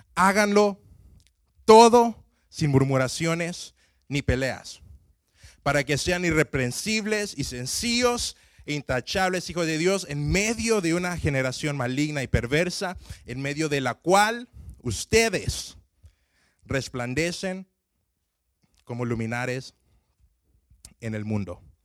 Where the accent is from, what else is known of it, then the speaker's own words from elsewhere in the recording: Honduras; moved away; yo crecí en Honduras